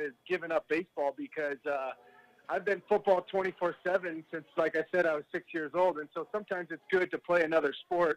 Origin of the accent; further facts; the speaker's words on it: Brea, California, United States; now in Reno, United States; growing up in Orange County, honestly, it was great being, you know, in the California weather